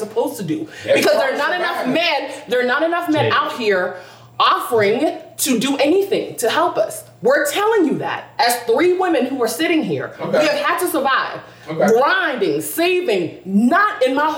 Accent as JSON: {"language": "English", "town": "Lilburn", "region": "Georgia", "country": "United States", "tie": "born or raised there", "said": "I grew up in Lilburn"}